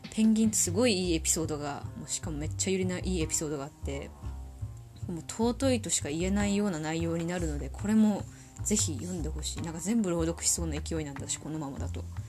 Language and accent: Japanese; Tohoku, Japan; 生まれも育ちも東北人です。口下手、鉛もありますので